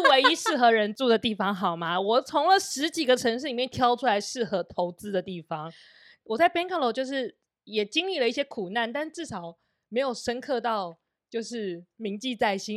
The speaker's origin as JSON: {"language": "Chinese", "country": "Taiwan", "also_born_or_lived": "Shanghai, China", "moved": "as an adult", "said": "我们身为一个台湾人到现在，我根本从小我就不知道什么叫佣人，我就是我家的佣人啊"}